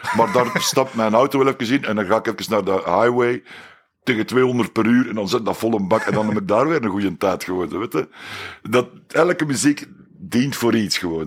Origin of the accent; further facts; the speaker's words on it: Belgium; Wij als Belgen